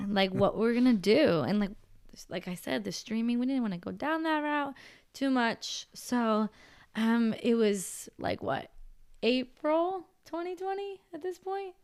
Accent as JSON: {"language": "English", "region": "Pennsylvania", "country": "United States", "also_born_or_lived": "Los Angeles", "moved": "as an adult", "said": "we're from Pennsylvania."}